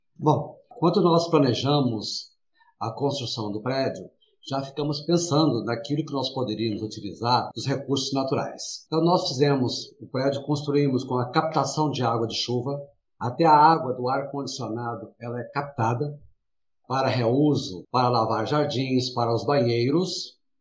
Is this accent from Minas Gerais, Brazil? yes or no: yes; interior of Minas Gerais, Brazil; moved away as an adult; now in São Paulo, Brazil; eu sou do interior, lá de Minas Gerais, morei no interior, vim para São Paulo, tinha 19 anos